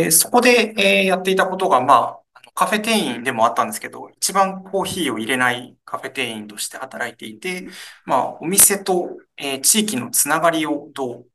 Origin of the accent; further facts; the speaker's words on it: Hatsukaichi, Hiroshima, Japan; also born or lived in Tokyo; で、えっと、生まれは東京の片田舎なんですけども、もうすぐに父親の実家が広島の廿日市にありまして、3歳くらいから。なので、もう物心ついた時からは広島で育ったというような形になります。で、大学でまた、東京の方に行くんですけども、そこからしばらく、就職先も東京で